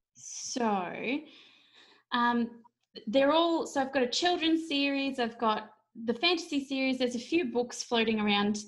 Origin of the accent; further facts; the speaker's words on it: Australia; as an Aussie author